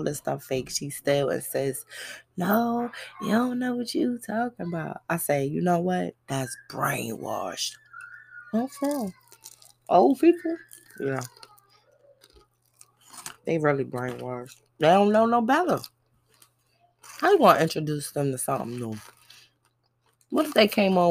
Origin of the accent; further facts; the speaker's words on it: New York City, New York, United States; moved away; also born or lived in the South; it's Brooklyn, that's my hometown. And before I left to travel to the South